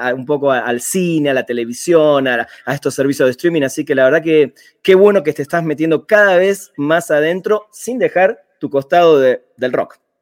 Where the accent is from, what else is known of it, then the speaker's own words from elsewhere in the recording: Buenos Aires, Argentina; vengo de Buenos Aires, cuna de muchas bandas muy interesantes